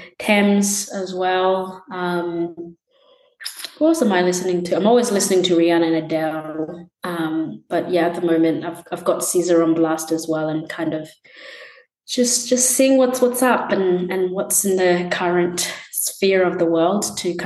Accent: Gold Coast, Queensland, Australia; also born or lived in Tanzania; I was born in Tanzania and lived there until I was like 8. We moved in Australia, moved around a bunch, but I kind of call Queensland, Gold Coast area, my home.

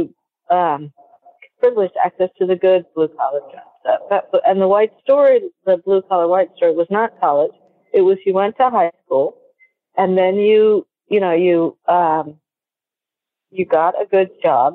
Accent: Peru; now in United States; I was born in Peru and I'm part Peruvian. And as I grew up, everybody was your aunt or uncle

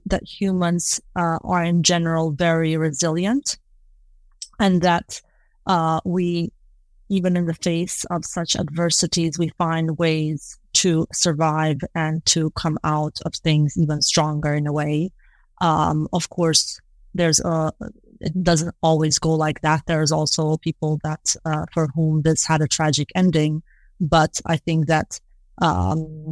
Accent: Kosovo; moved away; I'm originally from Kosovo. I was born and grew up there

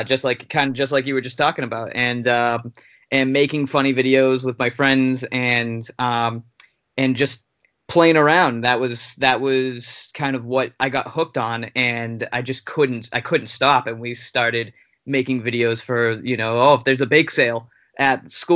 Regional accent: Lynn, Massachusetts, United States; moved away as an adult; also born or lived in Amherst, Massachusetts; now in Los Angeles, United States; I lived and grew up in Lynn my entire life

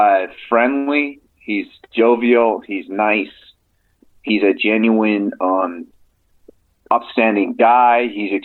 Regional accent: Albuquerque, New Mexico, United States; I'm from Albuquerque, New Mexico.

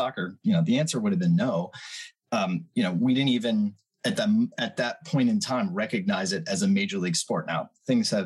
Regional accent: Chicago, Illinois, United States; moved away as an adult; I grew up in Chicago

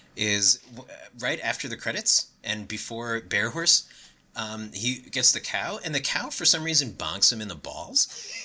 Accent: New York, United States; And hey, I'm from New York. We don't have chicken butt egg houses, all right?

